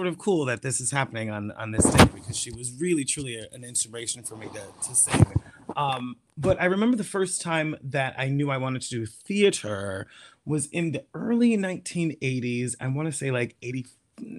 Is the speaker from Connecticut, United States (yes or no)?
yes; Norwich, Connecticut, United States; also born or lived in New York City; Growing up in Connecticut